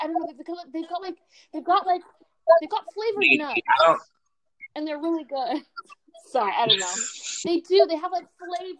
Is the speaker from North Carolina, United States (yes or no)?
no; Orlando, Florida, United States; I'm from Orlando